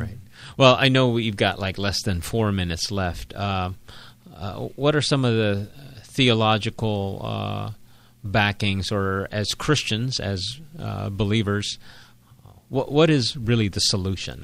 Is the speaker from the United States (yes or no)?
no; Philippines; I was born and raised in the Philippines. I'm a Filipino.